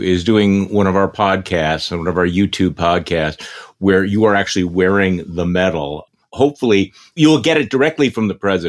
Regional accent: Milwaukee, Wisconsin, United States; here in Milwaukee, my hometown

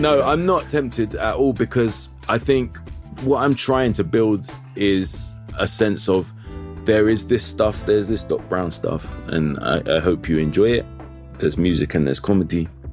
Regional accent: London, United Kingdom; I'm from Kilburn

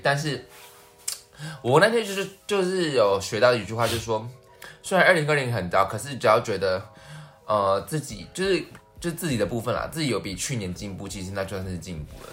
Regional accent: central Taiwan, Taiwan; 我是中部的孩子

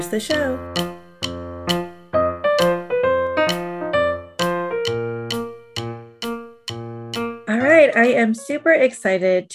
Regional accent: Michigan, United States; now in Columbus, United States; I'm actually originally from Michigan, but yeah, I've been living in Columbus for the 20 plus years now

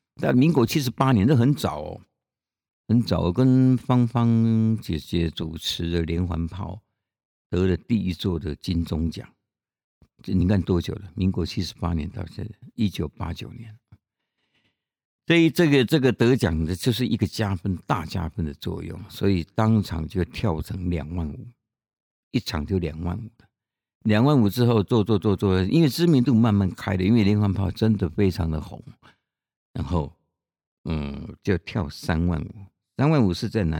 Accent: Chiayi, Taiwan; 我来自哪里啊？我来自嘉义啊

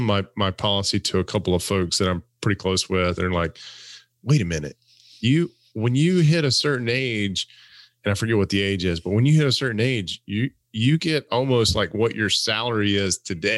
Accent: Alabama, United States; Wait a minute, I'm from Alabama.

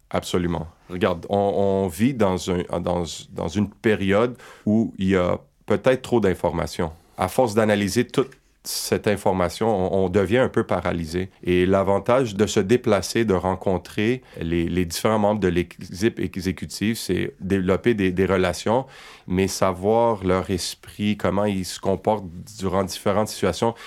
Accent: Quebec, Canada; ici chez nous au Québec

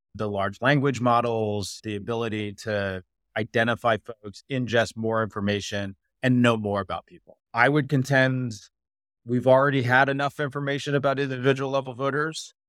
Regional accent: Arizona, United States; I grew up in Arizona

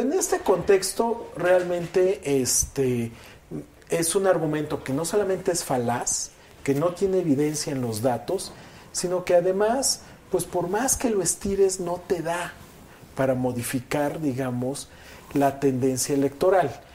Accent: Veracruz, Mexico; moved away; Yo estaba antes registrado en Veracruz, porque yo soy de Veracruz

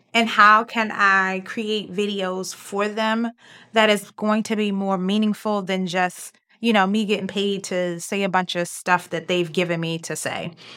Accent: Baltimore, Maryland, United States; accent: Baltimore; I'm from Baltimore. I have Baltimore accent.

